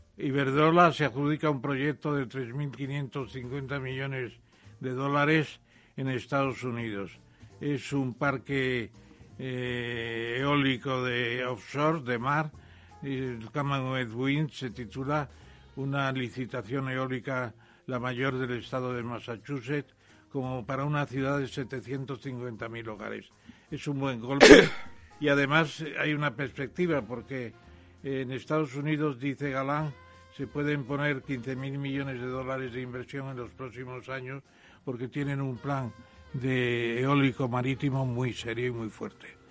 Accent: Spain

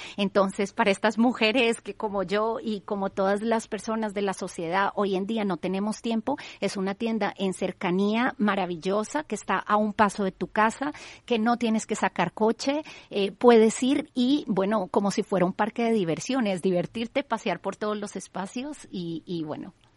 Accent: Colombia; now in Spain; yo soy colombiana

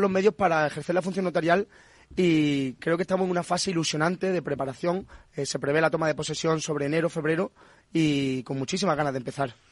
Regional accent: Punta Umbría, Andalusia, Spain; moved away as an adult; now in Madrid, Spain; yo soy de Puntombría, de Huelva

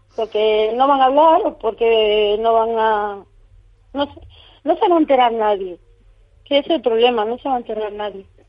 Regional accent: Córdoba, Andalusia, Spain; now in Madrid, Spain; Yo soy de Córdoba, vivo en Madrid

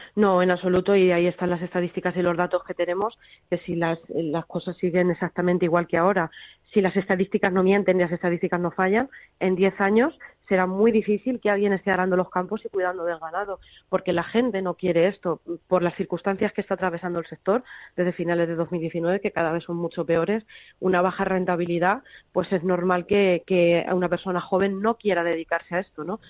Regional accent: Toledo, Castilla-La Mancha, Spain; yo que soy de Toledo

